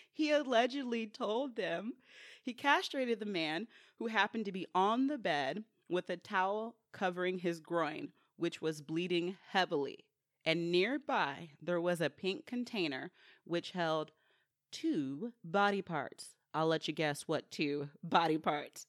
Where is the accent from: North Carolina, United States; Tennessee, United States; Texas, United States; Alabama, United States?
Texas, United States; Sugar Land; born or raised there